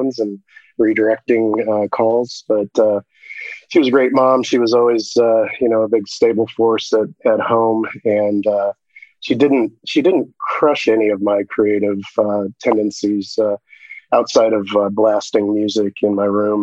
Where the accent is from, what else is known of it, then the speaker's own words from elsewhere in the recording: Shelby, Ohio, United States; moved away; I grew up in a giant town of 5,000 people in Shelby, Ohio.